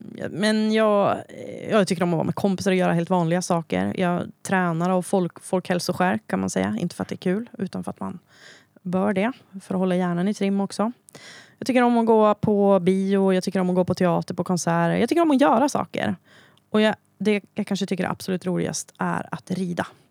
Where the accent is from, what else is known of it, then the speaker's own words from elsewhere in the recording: Hälsingland, Gävleborg County, Sweden; also born or lived in Söderala; jag kommer från Hälsingland. Eh, när jag föddes var min mamma sjutton bara. Eh, så vi bodde kvar hemma hos mormor och morfar i Söderara. Sen träffade hon Bertil, eh, och vi flyttade till Norrara, eh, där jag då är uppvuxen